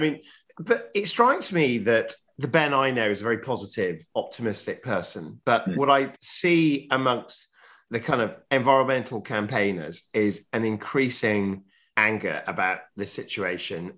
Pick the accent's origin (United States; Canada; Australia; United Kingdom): United Kingdom; Yorkshire and the Humber; as a Yorkshireman